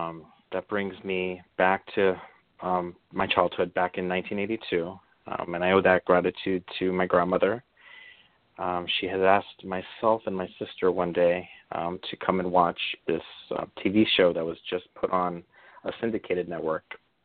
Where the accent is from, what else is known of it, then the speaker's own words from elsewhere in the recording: New York City, New York, United States; now in San Francisco Bay Area, United States; I'm originally from Brooklyn, New York, and currently I reside over in the San Francisco Bay Area.